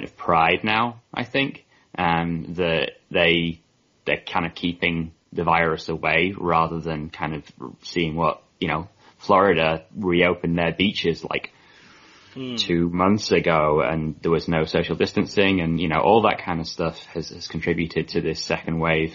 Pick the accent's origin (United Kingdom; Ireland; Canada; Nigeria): United Kingdom; Manchester, North West England; moved away as an adult; now in Massachusetts, United States; I'm originally from Manchester, was a City season ticket holder